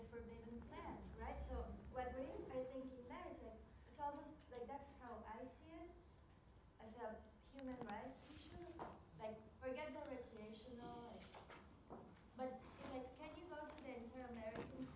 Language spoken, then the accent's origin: English; Costa Rica; moved away; I'm from Costa Rica